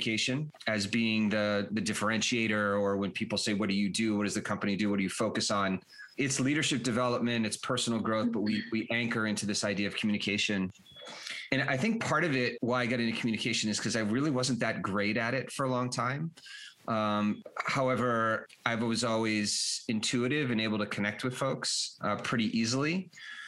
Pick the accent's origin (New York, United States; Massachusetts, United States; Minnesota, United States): Massachusetts, United States; Boston; moved away as an adult; also born or lived in Colorado / Europe; I grew up in the Boston area